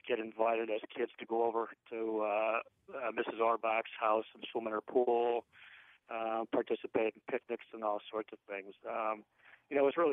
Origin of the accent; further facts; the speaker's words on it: Wethersfield, Connecticut, United States; I grew up in Wethersfield